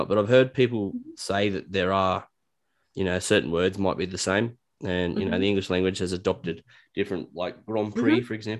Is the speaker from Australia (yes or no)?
yes; New South Wales, Australia; also born or lived in Newcastle, New South Wales; I'm from a town that's a little bit west in my state, New South Wales, and we moved to the coast in Newcastle